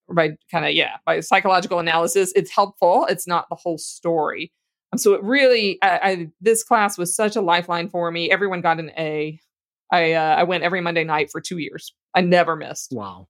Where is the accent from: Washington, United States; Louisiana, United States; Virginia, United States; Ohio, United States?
Louisiana, United States; I grew up in Louisiana